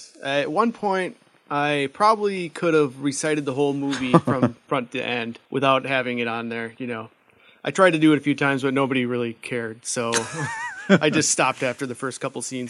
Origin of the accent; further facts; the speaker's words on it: Union Grove, Wisconsin, United States; in my hometown of Union Grove.